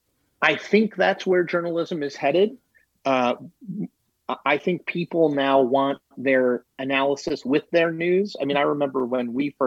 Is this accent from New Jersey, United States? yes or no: no; Connecticut, United States; moved away as an adult; now in Washington, D.C., United States; I'm from Connecticut